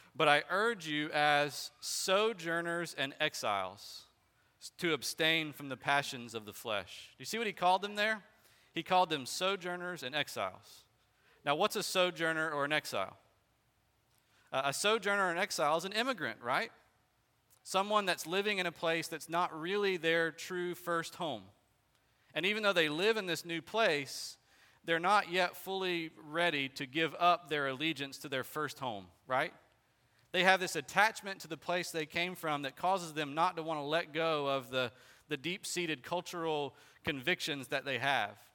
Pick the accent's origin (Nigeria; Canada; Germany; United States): United States; Bartow; I was born in Bartow and I'm still living here